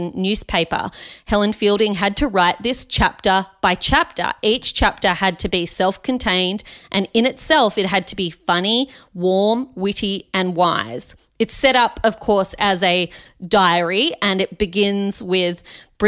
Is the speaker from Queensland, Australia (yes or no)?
no; Canberra, Australian Capital Territory, Australia